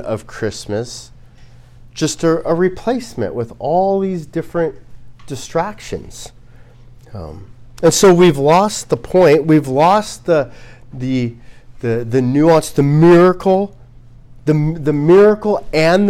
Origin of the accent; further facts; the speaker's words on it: United States; as an American